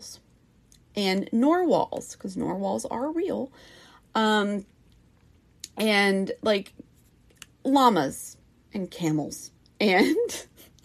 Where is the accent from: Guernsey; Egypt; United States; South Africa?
United States; the South; accent: Southern; I'm from the South, and so, I mean, I have my moments where I sound more Southern